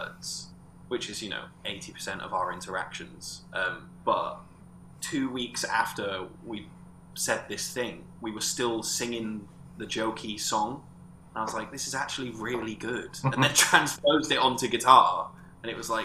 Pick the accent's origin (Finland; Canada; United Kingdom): United Kingdom; Corby, East Midlands; I'm from Corby